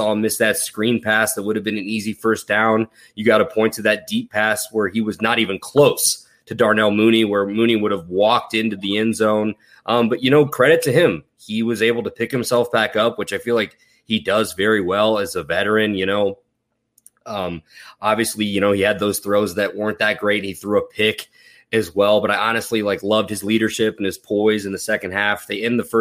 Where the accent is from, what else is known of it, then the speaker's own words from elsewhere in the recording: Champaign, Illinois, United States; Champaign, Illinois is where I am from, where the University of Illinois is